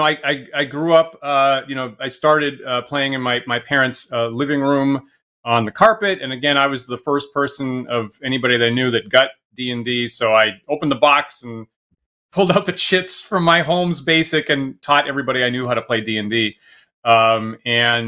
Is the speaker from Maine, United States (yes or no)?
yes; Maine, United States; I grew up in Maine and I went to college at the University of Maine